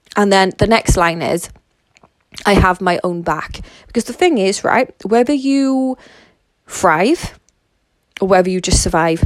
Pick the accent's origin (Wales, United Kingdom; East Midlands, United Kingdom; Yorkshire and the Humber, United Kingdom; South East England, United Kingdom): Wales, United Kingdom; I'm Welsh, so I live in Wales